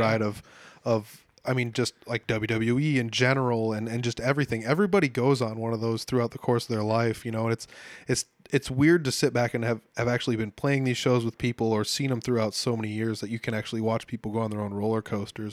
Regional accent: Humboldt, Iowa, United States; my hometown of Humboldt, Iowa

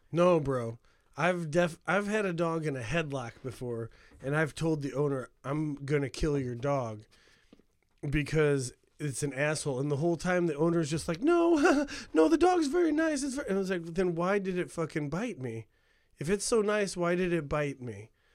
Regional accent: Hammond, Indiana, United States; I grew up in Hammond, Indiana

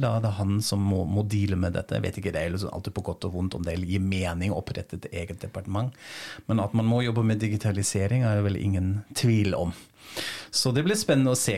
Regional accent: Frankfurt, Hesse, Germany; moved away; i min hjemby Frankfurt

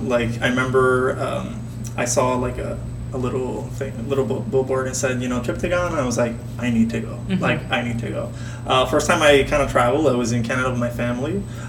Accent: Puerto Rico; born or raised there; English is a second language

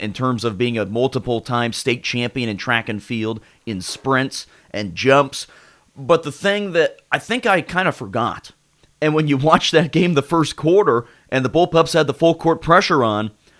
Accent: Sunflower League, Kansas, United States; I grew up in the Sunflower League.

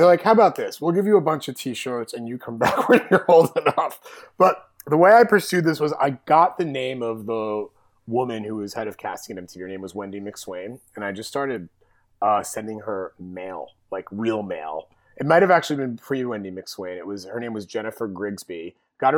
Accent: New Jersey, United States; I'm from North Jersey

